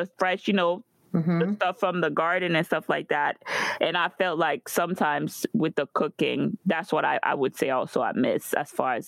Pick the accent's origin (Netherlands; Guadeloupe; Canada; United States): Guadeloupe; moved away; growing up in Guadeloupe